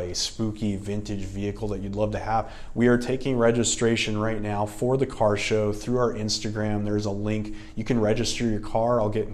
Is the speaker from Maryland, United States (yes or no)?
no; Littlerock, California, United States; I grew up in the Mojave Desert in the Antelope Valley, specifically in the city of Little Rock, which is 10 miles outside of Palmdale